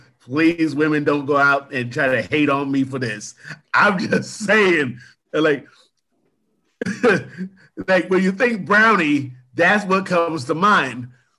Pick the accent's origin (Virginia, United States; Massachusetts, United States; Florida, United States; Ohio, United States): Ohio, United States; Findlay; Ben Roethlisberger is from my hometown.